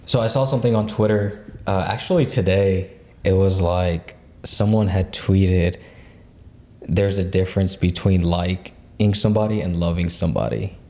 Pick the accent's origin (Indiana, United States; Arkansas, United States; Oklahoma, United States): Oklahoma, United States; Oklahoma City; I was born and raised in Oklahoma City